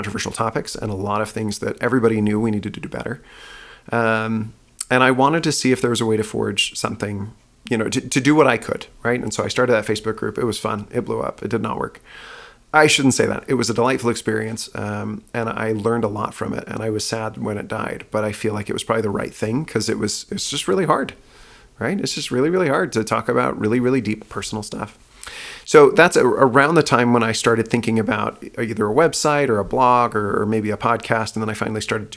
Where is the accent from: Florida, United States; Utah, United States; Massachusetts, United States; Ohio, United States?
Utah, United States; moved away as an adult; also born or lived in Houston, Texas; I grew up in Utah. I lived there most of my life.